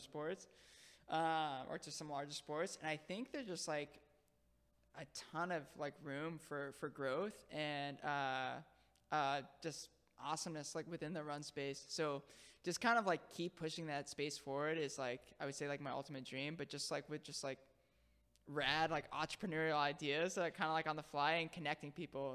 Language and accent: English; Palm Bay, Florida, United States; moved away as an adult; also born or lived in Harlem, New York City / The Bronx, New York City; now in New York City, United States; I grew up in Florida